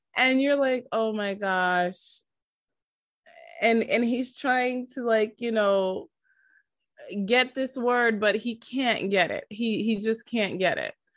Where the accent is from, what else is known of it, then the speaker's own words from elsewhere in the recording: New York City, New York, United States; I am from New York